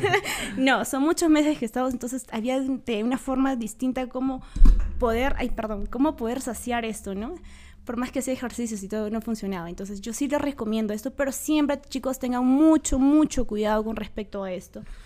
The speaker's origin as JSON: {"language": "Spanish", "town": "Huancayo", "region": "Junín", "country": "Peru", "said": "Hoy en día nosotros vivimos, somos de acá de Huancayo"}